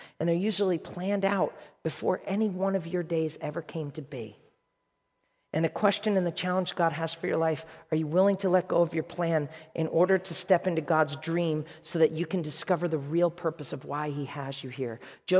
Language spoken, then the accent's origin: English; Ireland; Let me tell you a story, because I'm Irish.